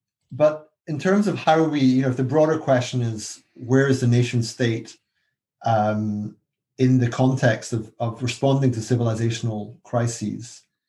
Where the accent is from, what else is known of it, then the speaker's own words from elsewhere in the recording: Scotland, United Kingdom; now in London, United Kingdom; I'm Scottish. And I actually support Scottish independence.